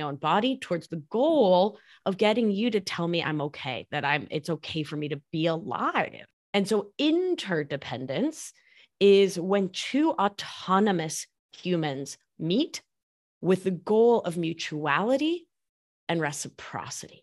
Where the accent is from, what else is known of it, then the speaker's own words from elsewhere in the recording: Argentina; first language Spanish; English is a second language; moved away; I'm from Argentina